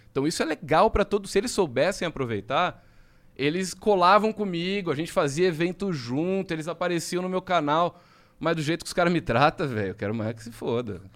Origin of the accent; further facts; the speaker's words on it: Jaú, São Paulo, Brazil; eu sou de Jaú, interior de São Paulo